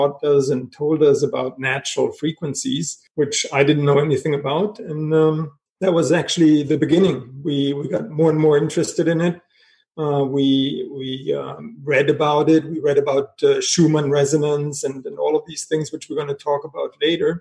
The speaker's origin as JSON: {"language": "English", "country": "Germany", "tie": "born or raised there", "also_born_or_lived": "Paris, France", "moved": "yes", "said": "I was born in Germany"}